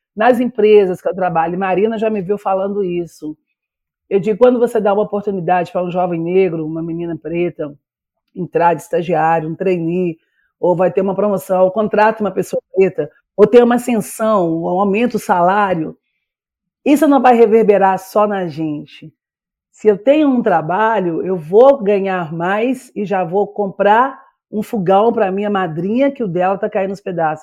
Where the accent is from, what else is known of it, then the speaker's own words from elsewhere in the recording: Minas Gerais, Brazil; also born or lived in Bahia / Belo Horizonte; eu sou baianeira, porque eu nasci em Minas, mas morei um tempo na Bahia